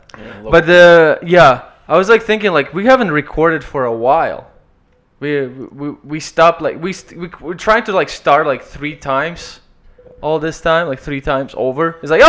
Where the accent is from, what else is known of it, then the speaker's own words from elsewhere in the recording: Ukraine; English is a second language; also born or lived in Kelowna; now in Canada; because I come from Ukraine.